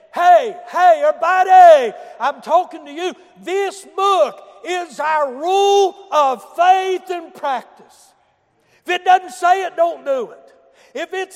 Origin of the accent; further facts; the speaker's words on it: Boone County, West Virginia, United States; I come from Boone County. I remember where the hard road stopped a few hundred feet before Wharton Junior High School.